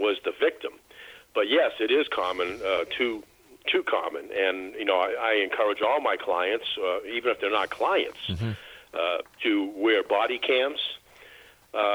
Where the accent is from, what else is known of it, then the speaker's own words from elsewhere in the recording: Boston, Massachusetts, United States; I'm from Boston. And in Boston... we just have a different DNA.